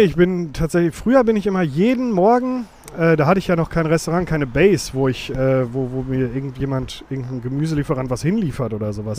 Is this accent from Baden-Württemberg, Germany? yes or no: no; Witten, North Rhine-Westphalia, Germany; geboren in Witten